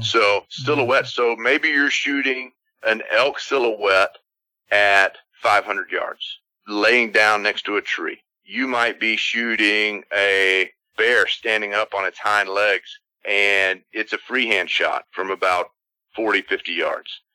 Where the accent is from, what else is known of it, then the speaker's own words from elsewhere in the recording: Texas, United States; we're from Texas